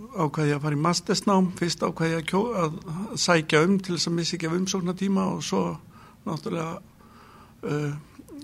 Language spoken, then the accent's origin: Icelandic; Kópavogur, Capital Region, Iceland; also born or lived in Reykjavík; ég er fættur í Reykjavík uh, 1961 eh, þegar við varum fjöra, fimm ára þá fluttum við í Kópavók ólst þar upp